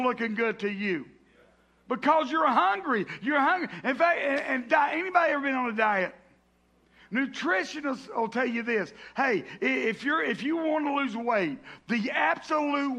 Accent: the South, United States; I grew up in the South

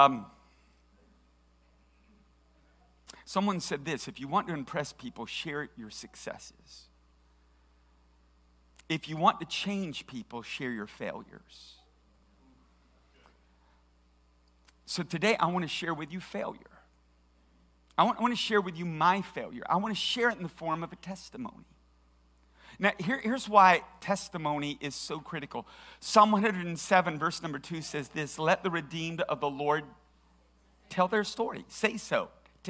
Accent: Tennessee, United States; we're from Tennessee. Nobody here watches golf.

